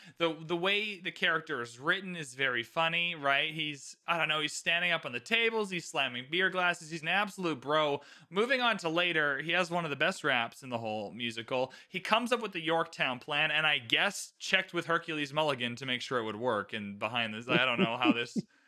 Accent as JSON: {"language": "English", "country": "Canada", "said": "I just get to dump on American people as a Canadian. So I just have a free card. Like, oh, sorry, I'm Canadian."}